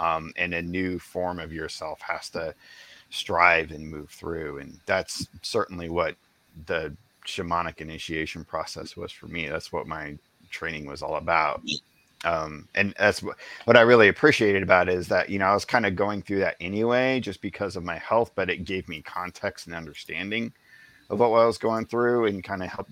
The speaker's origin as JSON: {"language": "English", "region": "the Ozarks", "country": "United States", "tie": "born or raised there", "said": "I grew up out in the Ozarks"}